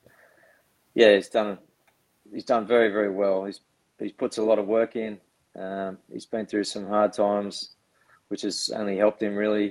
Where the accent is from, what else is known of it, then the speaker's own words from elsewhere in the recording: Sydney, New South Wales, Australia; I grew up on the northern beaches of Sydney in the Manly area.